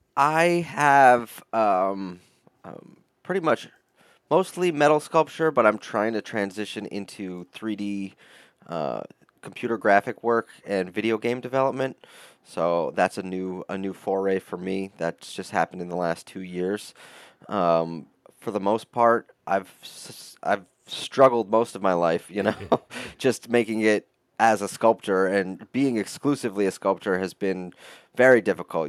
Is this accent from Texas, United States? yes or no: no; upstate New York, United States; I grew up in upstate New York, about two hours north of the city, mixed with uh, a lot of time in the city itself, in New York City